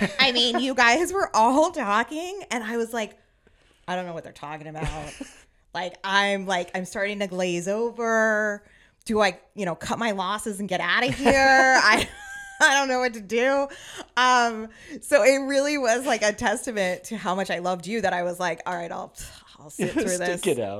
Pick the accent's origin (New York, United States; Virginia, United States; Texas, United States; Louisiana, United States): Virginia, United States; also born or lived in New Jersey; And then mostly growing up in Northern Virginia, we didn't, you know, right outside D.C., we didn't really have a close beach.